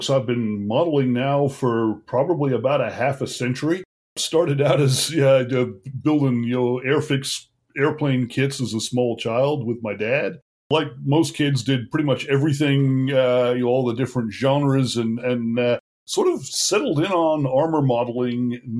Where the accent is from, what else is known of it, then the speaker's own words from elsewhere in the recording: Australia; Uh, despite this accent, I grew up in Australia, they were great.